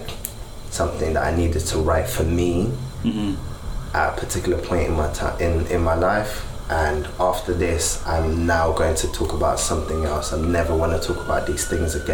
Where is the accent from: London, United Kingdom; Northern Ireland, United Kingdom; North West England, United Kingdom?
London, United Kingdom; growing up in Peckham